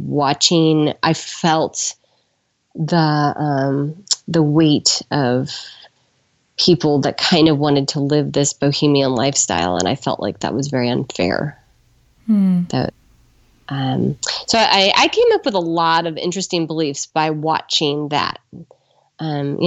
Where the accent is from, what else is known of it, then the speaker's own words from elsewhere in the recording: California, United States; I was raised by glassblowers in California